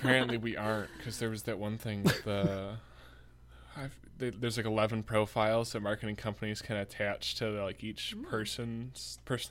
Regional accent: Birmingham, Michigan, United States; also born or lived in Indianapolis, Indiana; I'm Pomo. I was born in Indianapolis, Indiana, but... didn't really grow up around there. Grew up in Birmingham, Michigan.

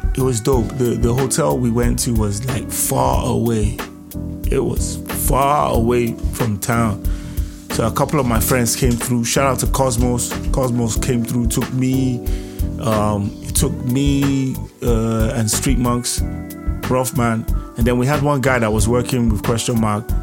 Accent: Nigeria; We're all from Nigeria

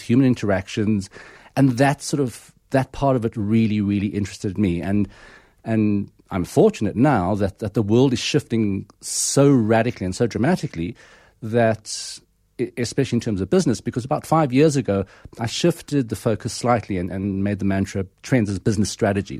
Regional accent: Pretoria, Gauteng, South Africa; growing up in Pretoria, um, in the Calvinistic hotspot in sort of the nineteen seventies and eighties

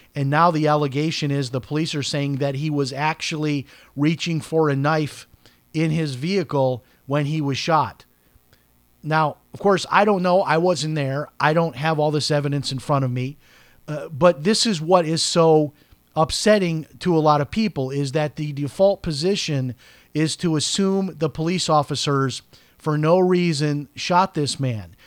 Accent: Chicago, Illinois, United States; I'm from Chicago

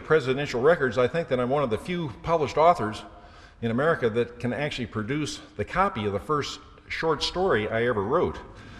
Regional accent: Gettysburg, Pennsylvania, United States; Gettysburg is my hometown

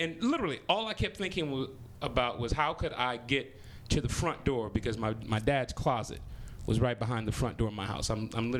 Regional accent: Compton, California, United States; I mean, you know, I'm 42, so you know, I grew up

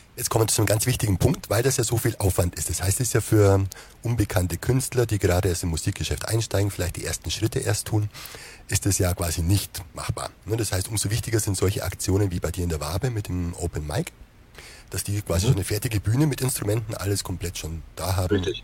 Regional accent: Wehr near Basel, Southern Black Forest, Baden-Württemberg, Germany; wenn man hier aus dem Südschwarzwald an der Schweizer Grenze kommt

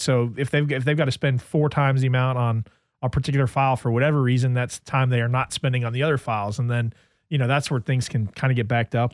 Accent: New Jersey, United States; moved away; I grew up in New Jersey

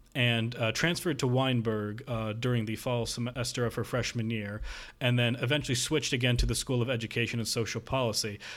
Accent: near Northwestern University, Illinois, United States; Northwestern University, um, close to my hometown

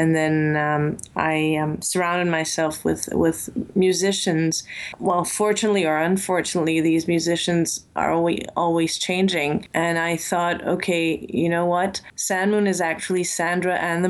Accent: Belgium; moved away as an adult; now in Lebanon; I grew up in Belgium in an Armenian family

